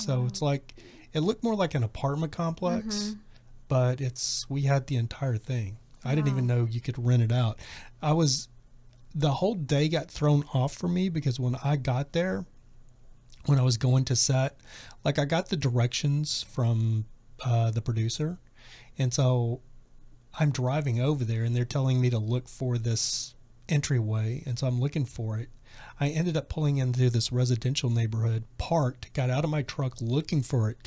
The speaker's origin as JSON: {"language": "English", "region": "Texas", "country": "United States", "moved": "yes", "lives_now": "Los Angeles, United States", "said": "I'm from Texas"}